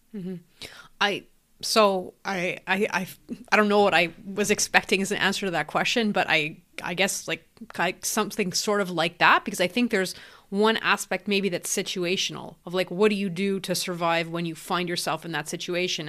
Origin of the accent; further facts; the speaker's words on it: Canada; I'm actually in Canada, I'm Canadian